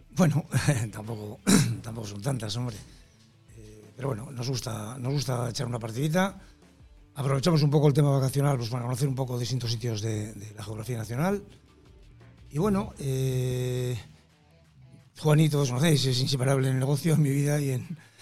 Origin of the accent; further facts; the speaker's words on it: Laredo, Cantabria, Spain; De mi pueblo